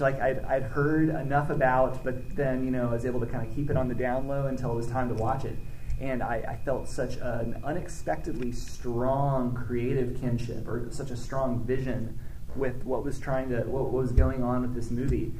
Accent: Arkansas, United States; I grew up in Arkansas, more or less

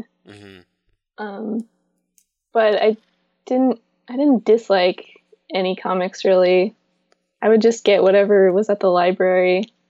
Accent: Seattle, Washington, United States; also born or lived in Brooklyn; lived in Brooklyn for 3 more years, and then I came back to Seattle about 2 years ago.

